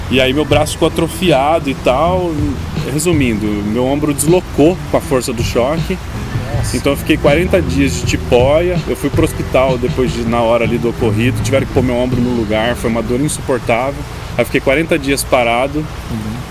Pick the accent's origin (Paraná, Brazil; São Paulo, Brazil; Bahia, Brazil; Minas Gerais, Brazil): Paraná, Brazil; Londrina; Eu sou de Londrina, Paraná